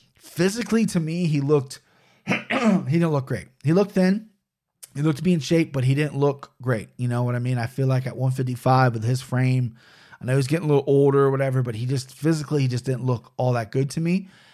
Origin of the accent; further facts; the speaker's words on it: United States; being American is, well, I'm something I'm very proud